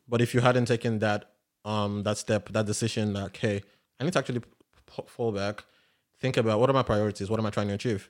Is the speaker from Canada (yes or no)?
no; Nigeria; if we're both Nigerian